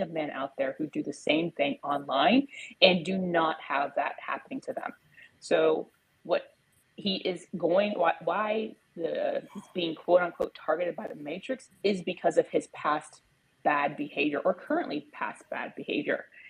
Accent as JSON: {"language": "English", "country": "United States", "said": "I am American."}